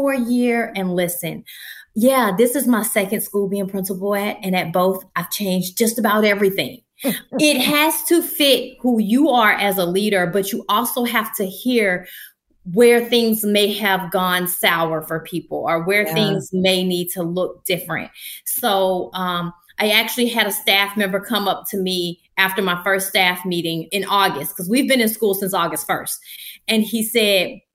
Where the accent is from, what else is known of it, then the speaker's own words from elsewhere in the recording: Atlanta, Georgia, United States; moved away as an adult; also born or lived in Delaware; at home where I was born and raised